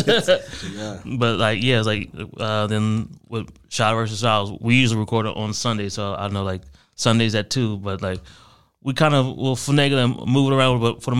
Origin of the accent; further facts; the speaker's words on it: Ohio, United States; I majority grew up with my mom in Ohio.